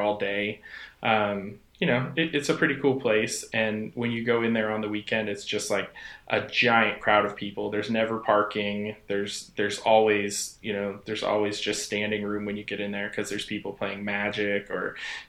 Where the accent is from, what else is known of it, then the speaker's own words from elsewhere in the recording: San Jose, California, United States; moved away as an adult; now in Portland, United States; I grew up in San Jose, and I moved here right out of high school